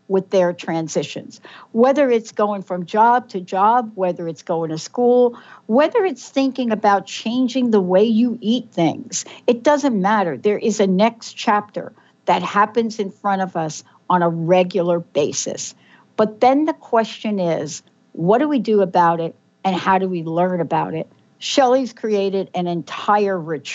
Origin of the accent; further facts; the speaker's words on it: New York City, New York, United States; Mine was in the Bronx, New York